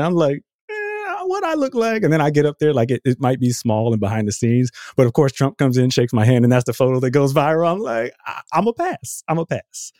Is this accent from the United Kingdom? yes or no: no; Austin, Texas, United States; I'm from Austin